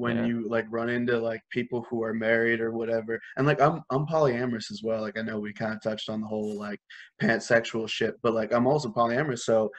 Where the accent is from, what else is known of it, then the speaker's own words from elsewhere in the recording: India; And I'm like, yeah, I am Indian.